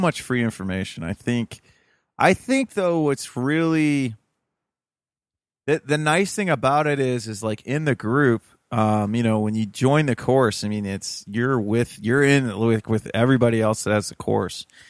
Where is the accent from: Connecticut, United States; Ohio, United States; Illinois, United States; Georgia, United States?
Ohio, United States; Toledo; moved away; I'm from Toledo, Ohio originally